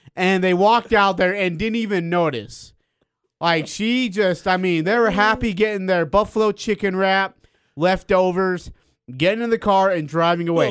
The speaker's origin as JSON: {"language": "English", "country": "India", "moved": "yes", "lives_now": "Utah, United States", "said": "I'm from India"}